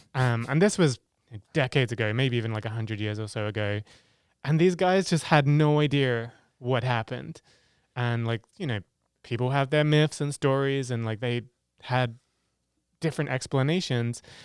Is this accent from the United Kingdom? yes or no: yes; England, United Kingdom; moved away as an adult; also born or lived in Africa; I come from England